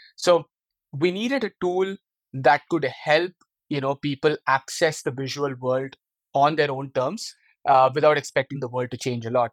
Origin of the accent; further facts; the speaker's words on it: India; moved away as an adult; now in Netherlands; my hometown in India